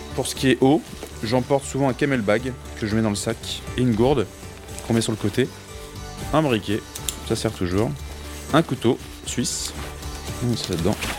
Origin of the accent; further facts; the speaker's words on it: France; also born or lived in Suresnes; chez nous en France